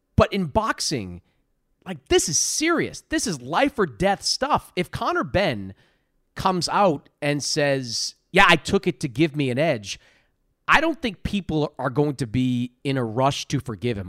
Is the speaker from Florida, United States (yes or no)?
no; Boston, Massachusetts, United States; I grew up in Boston